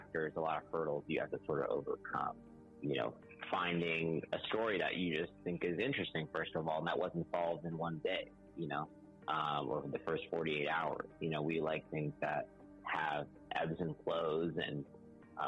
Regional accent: Claremont, California, United States; I grew up in Southern California in a small town called Claremont.

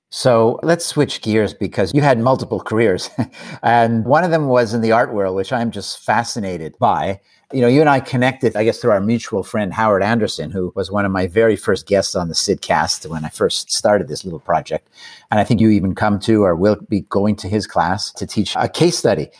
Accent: Canada; I'm Canadian

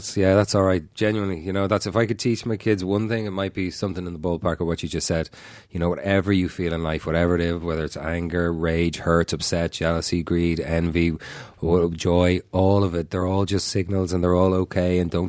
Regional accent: Ireland; accent: Irish; I'll instantly go back to sounding more Irish. And if I go home a couple of days at home and my accent thickens right up.

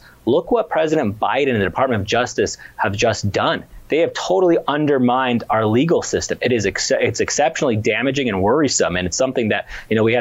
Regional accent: United States; I was born in the United States, but my family came here from Syria 30 some odd years ago

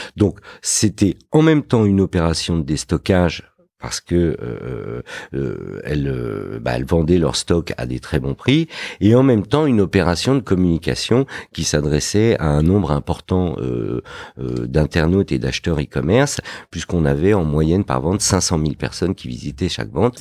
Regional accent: Fontenay-sous-Bois, Île-de-France, France; also born or lived in Morocco; je suis né au Maroc. Euh, j'ai grandi euh, dans une banlieue dans le 94 qui s'appelle Fontenay-sous-Bois

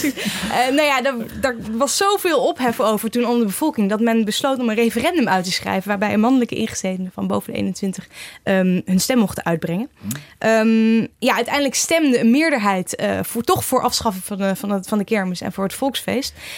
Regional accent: Nijmegen, Gelderland, Netherlands; Ik kom zelf uit Nijmegen

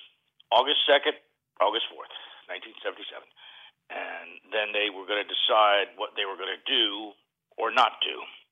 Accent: New York, United States; born there; moved away as an adult; now in Los Angeles, United States; Well, let's see, you know, I was born in New York, moved to Hollywood as soon as I heard about it, came here at 20, turned 21 on Dino's on Sunset Strip

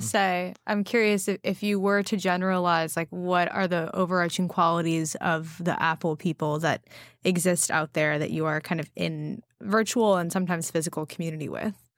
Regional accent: West Coast, United States; I grew up on the West Coast

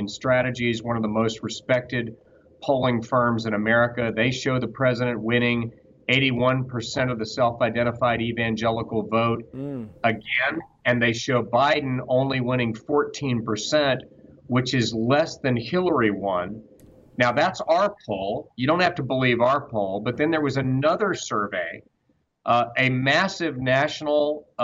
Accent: Georgia, United States; the Democratic Party that I grew up seeing in Georgia, in my home state

